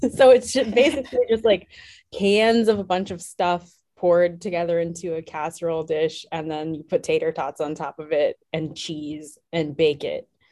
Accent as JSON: {"language": "English", "region": "Wisconsin", "country": "United States", "tie": "born or raised there", "said": "I grew up in a relatively small town in Wisconsin. Um, so I'm from the Midwest"}